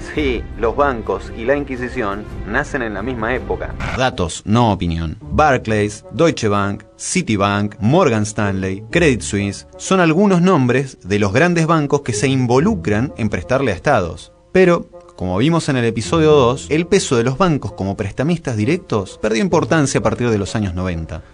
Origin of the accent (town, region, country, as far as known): Argentina